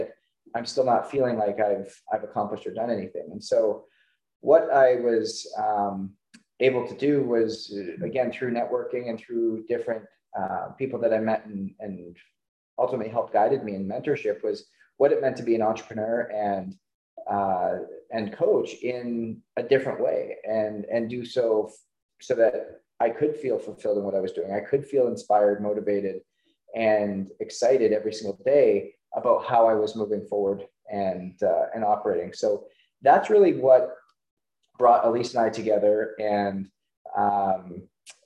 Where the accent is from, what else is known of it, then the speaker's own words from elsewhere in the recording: Canada; growing up in Canada